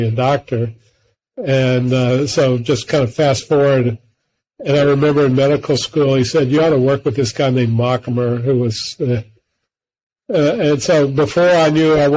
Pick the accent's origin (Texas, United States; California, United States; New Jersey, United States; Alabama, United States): Alabama, United States; Mobile; I'm from Mobile, Alabama.